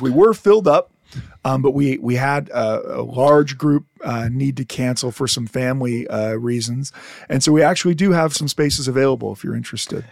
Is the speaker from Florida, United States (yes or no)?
no; Detroit, Michigan, United States; I I'm from Detroit